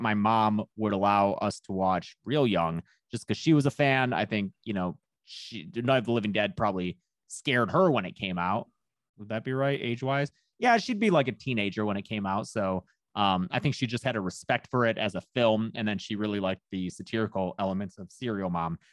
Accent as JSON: {"language": "English", "town": "Lincoln Park", "region": "Michigan", "country": "United States", "tie": "born or raised there", "said": "I'm from Lincoln Park, is where I lived"}